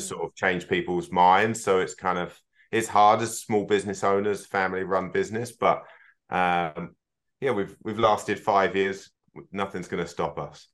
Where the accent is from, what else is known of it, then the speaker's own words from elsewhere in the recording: United Kingdom; moved away as an adult; also born or lived in Scotland (half ancestry) / North America / Australia / New Zealand; our sort of roots of both being from, from the Eng-, U K